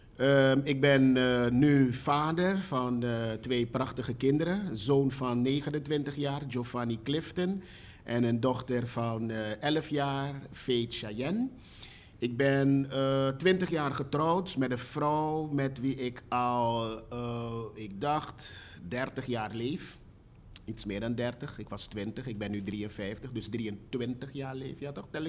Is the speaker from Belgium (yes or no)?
no; Suriname; also born or lived in Netherlands; ik kwam pas terug uit Nederland. Ehm, ik was een jaar of zeven, acht